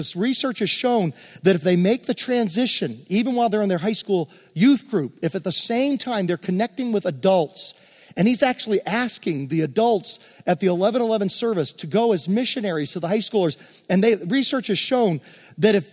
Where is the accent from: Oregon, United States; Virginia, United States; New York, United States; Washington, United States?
Virginia, United States; Hopewell; I grew up in West End Presbyterian Church in Hopewell, Virginia